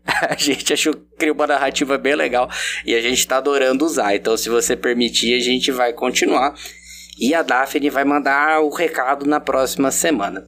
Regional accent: interior of São Paulo, Brazil; pra mim que sou do interior de São Paulo

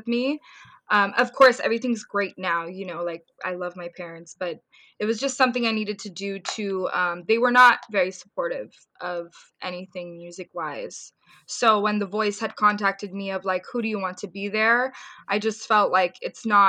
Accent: Orange County, California, United States; also born or lived in Ventura County, California / Bay Area, California; technically I was born in Ventura County and then I moved to Orange County, but I was raised in Orange County for what, 7 years of my life. I went to high school there

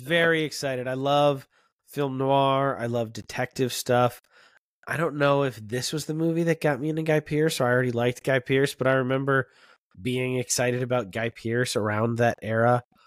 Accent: Florida, United States; I grew up in Florida

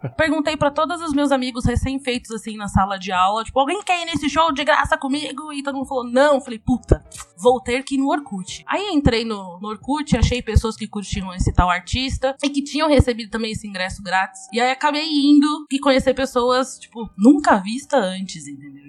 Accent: São Paulo, Brazil; Eu sou aqui da Zona Sul de São Paulo e minha avó morou, e, né, a vida inteira todo mundo morou no mesmo terreno

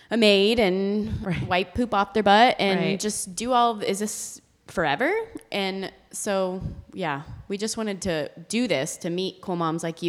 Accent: Austin, Texas, United States; we're in Austin right now, and we're from Austin, so we basically have our family in our tribe

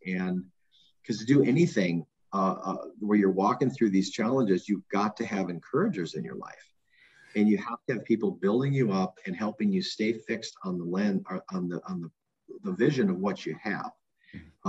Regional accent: Minneapolis, Minnesota, United States; I grew up in South Minneapolis.

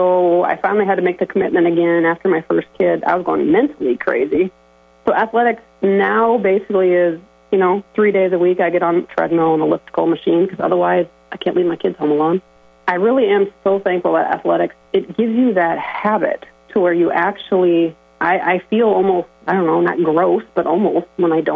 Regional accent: Sibley, Iowa, United States; growing up in Sibley, there's one hospital and clinic in the whole county

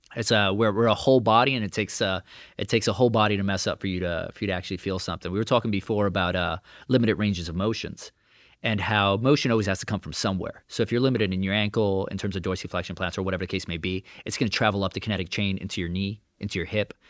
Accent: New York City, New York, United States; I'm born and raised in Brooklyn

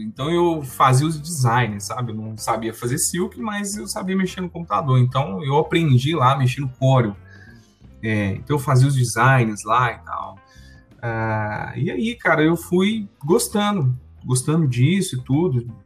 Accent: Sete Lagoas, Minas Gerais, Brazil; em Sete Lagoas, que é minha cidade natal

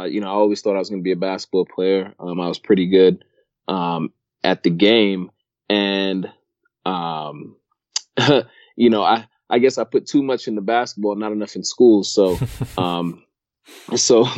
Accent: New York City, New York, United States; moved away; I grew up in New York, grew up in Brooklyn

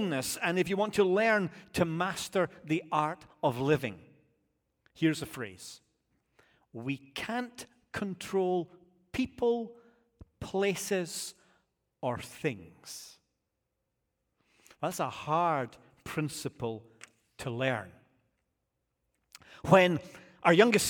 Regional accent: United Kingdom; now in United States; As a Brit

